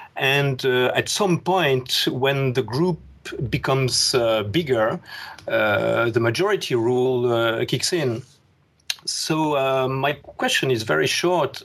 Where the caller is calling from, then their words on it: Paris, Île-de-France, France; I'm calling you from Paris, France